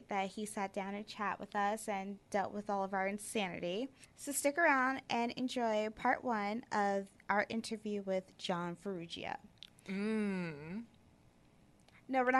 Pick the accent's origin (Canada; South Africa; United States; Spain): United States; Nutley, New Jersey; I grew up in Nutley, so it's nothing but Italians